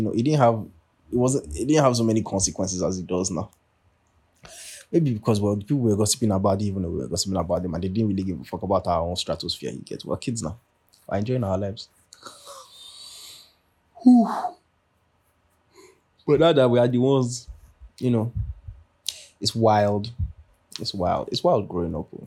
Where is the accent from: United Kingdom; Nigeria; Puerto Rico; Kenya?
Nigeria; now in United States; Like I know I live in America and all, but like duh, I'm Nigerian first and foremost, you know what I'm saying? Like I know that I only come home in December for like, you know, dirty December.